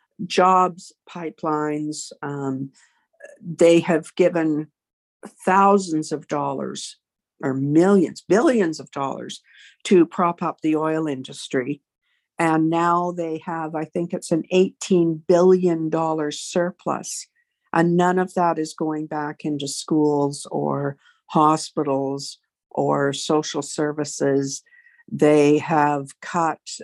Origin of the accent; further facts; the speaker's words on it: Manitoba, Canada; moved away; also born or lived in Hanna, Alberta; I'm from Manitoba originally